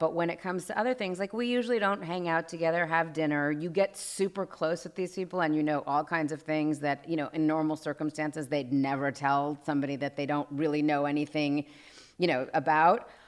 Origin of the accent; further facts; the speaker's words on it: Los Angeles, California, United States; I grew up here in Los Angeles